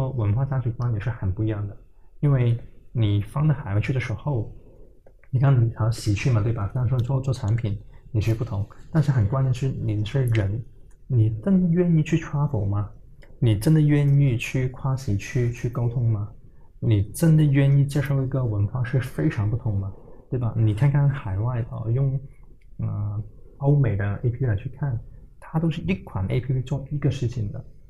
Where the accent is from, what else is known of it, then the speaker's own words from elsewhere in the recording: Hong Kong; also born or lived in China; 我说我没有的，我是在嗯国内出生，在香港长大。